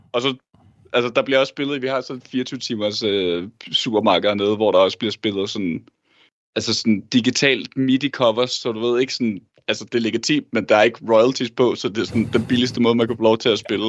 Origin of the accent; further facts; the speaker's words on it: Denmark; vi er begge to fra Danmark og bor også i Danmark